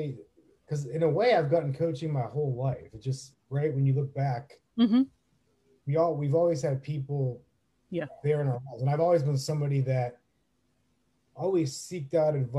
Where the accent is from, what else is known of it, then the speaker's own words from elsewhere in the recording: Northeast Ohio, United States; now in Tampa, United States; I'm from Northeast Ohio